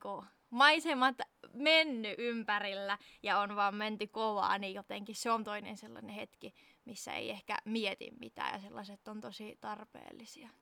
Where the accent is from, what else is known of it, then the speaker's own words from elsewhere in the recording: Southern Finland, Finland; moved away; käymässä etelässä sieltä, mistä olen kotoisin